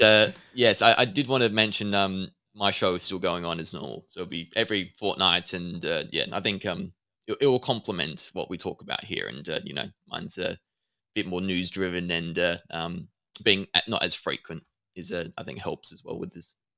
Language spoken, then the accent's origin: English; Adelaide, South Australia, Australia; I'm from Adelaide, so I'm not too far away from you.